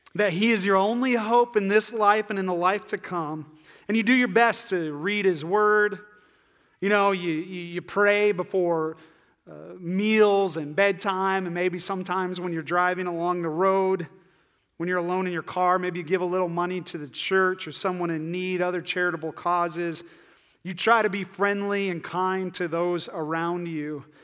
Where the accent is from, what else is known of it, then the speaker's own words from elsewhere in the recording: northeast Iowa, United States; also born or lived in Ames, Iowa; I'm from Iowa, uh, like far northeast Iowa.